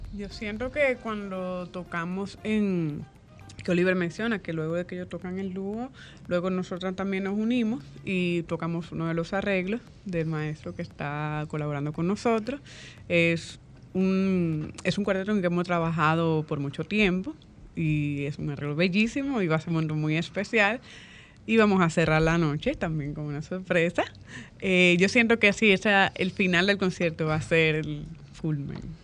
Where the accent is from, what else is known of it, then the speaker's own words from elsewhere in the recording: Barahona, Dominican Republic; somos de Barahona